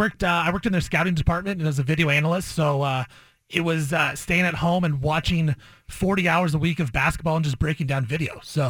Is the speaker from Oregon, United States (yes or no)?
yes; Portland, Oregon, United States; I grew up around here in Portland